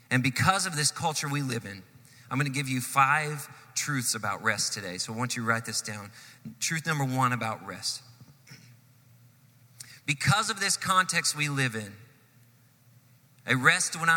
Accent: Texas, United States; born there; All of my kids were born in Texas. I was born in Texas.

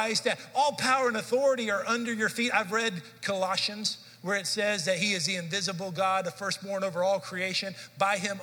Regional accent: Dallas, Texas, United States; moved away as an adult; I grew up in Dallas, Fort Worth area

